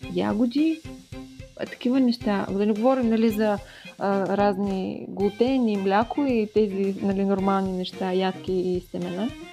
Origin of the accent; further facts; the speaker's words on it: Dobrich, Dobrich Province, Bulgaria; на 31 години съм и съм от Добрич